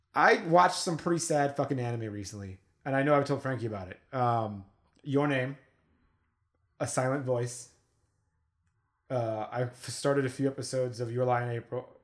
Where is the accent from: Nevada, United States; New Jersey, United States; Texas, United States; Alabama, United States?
Nevada, United States; Las Vegas; we're from Las Vegas